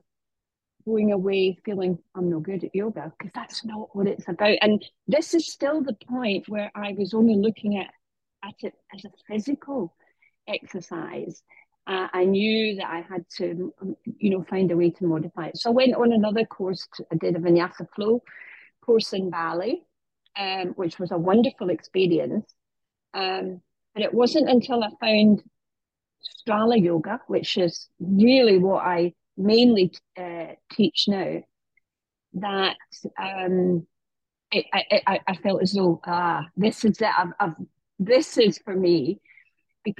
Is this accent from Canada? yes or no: no; United Kingdom; now in Marbella, Spain; I'm British